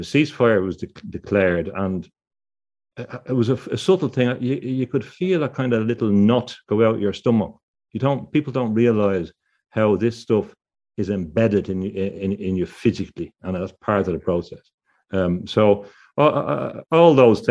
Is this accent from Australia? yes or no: no; Dublin, Leinster, Ireland; When I was growing up in Dublin